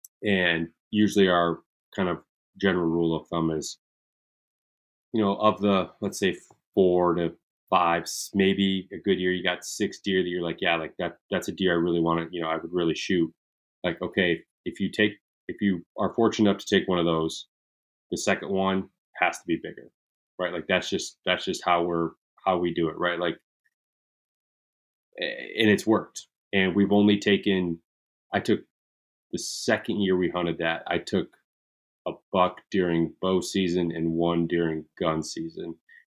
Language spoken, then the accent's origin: English; Michigan, United States; growing up in Michigan, like it's a friggin' holiday for most of us. Right. I mean, where I grew up, we didn't have school on November 15th.